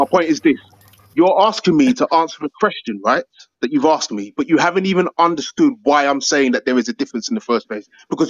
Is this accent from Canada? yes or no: no; United Kingdom; accent: British; my black skin and my British accent